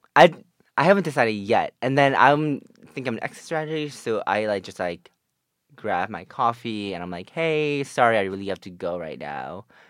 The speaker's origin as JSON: {"language": "English", "region": "New Jersey", "country": "United States", "said": "I'm from North Jersey"}